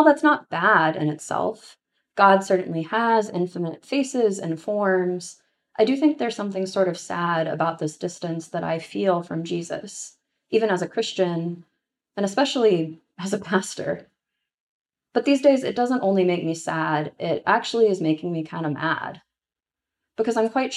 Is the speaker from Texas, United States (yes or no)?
yes; Texas, United States; growing up in Texas